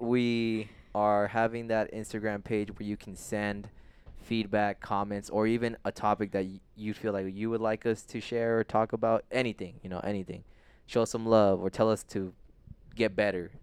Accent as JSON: {"language": "English", "town": "Tolleson", "region": "Arizona", "country": "United States", "tie": "born or raised there", "also_born_or_lived": "San Fernando Valley, California", "said": "I was raised now in Tolleson, Arizona."}